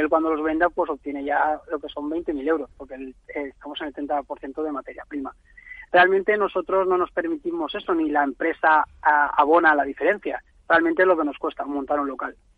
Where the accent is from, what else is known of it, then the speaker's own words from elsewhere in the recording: Valencia, Valencian Community, Spain; nosotros somos de Valencia